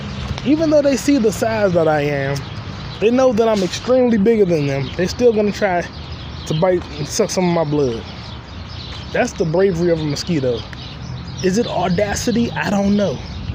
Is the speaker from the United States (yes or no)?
yes; New York, United States; I got a deep voice. I'm from New York.